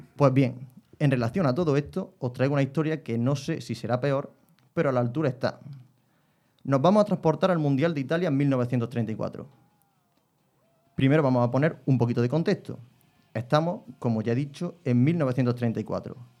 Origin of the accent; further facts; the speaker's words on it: Spain; soy español